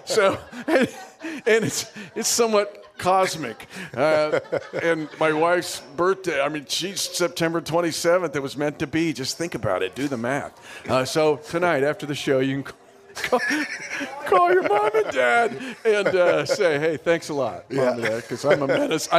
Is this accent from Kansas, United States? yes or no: yes; Smith Center, Kansas, United States; my hometown, which is one of the ways we're connected here, which is Smith Center, Kansas, is a huge, huge football town.